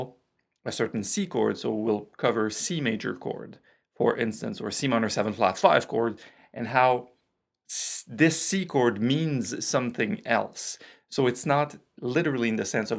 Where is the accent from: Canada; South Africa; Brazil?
Canada; accent: French Canadian; my French Canadian accent